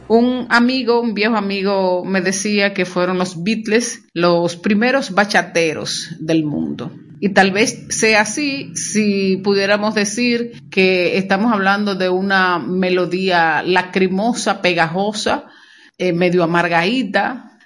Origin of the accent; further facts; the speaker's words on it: Monte Plata, Dominican Republic; soy de Monte Plata y que Monte Plata, en la época en que yo crecía, no se cantaba en inglés